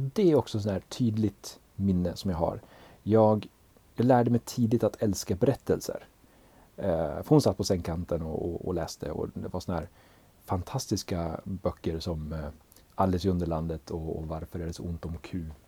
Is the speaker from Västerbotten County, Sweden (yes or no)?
yes; Umeå, Västerbotten County, Sweden; accent: Norrland; now in Ludvika, Sweden; när man pratar som en norrlänning